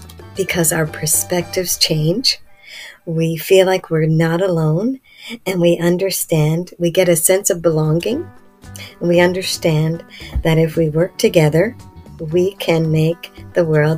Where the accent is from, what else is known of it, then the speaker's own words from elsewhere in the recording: Canada; I'm from Canada.